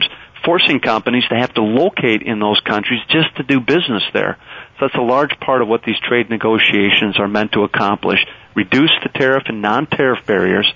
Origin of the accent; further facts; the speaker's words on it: Wisconsin, United States; I come from Wisconsin, the second largest dairy producing state in the nation.